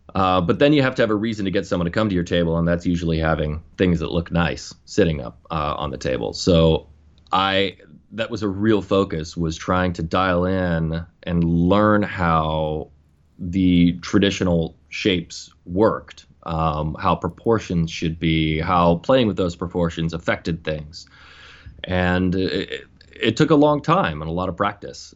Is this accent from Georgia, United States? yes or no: no; Western Pennsylvania, United States; moved away as an adult; also born or lived in New Jersey; I grew up in Western Pennsylvania, just south of uh, Lake Erie, little town